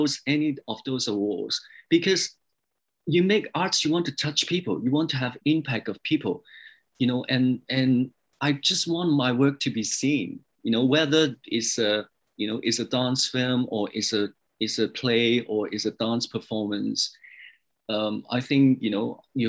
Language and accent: English; Hong Kong; also born or lived in England / New York / Los Angeles; now in Canada; I was born in Hong Kong, but I moved to England and lived there over 10 years. And then I moved to Canada